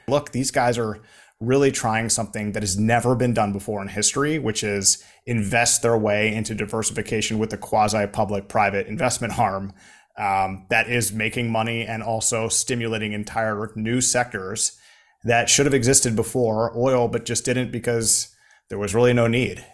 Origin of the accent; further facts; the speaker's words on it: United States; now in Saudi Arabia; as an American